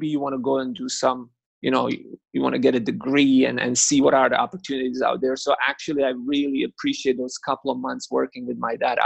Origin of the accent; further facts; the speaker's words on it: Kaštela, Split-Dalmatia County, Croatia; I'm from Kaštela.